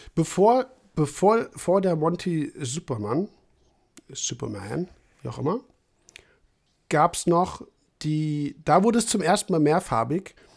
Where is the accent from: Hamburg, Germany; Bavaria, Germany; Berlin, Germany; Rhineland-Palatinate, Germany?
Rhineland-Palatinate, Germany; Trier area; Ecken, wo ich herkomme, wie gesagt, Trierer Raum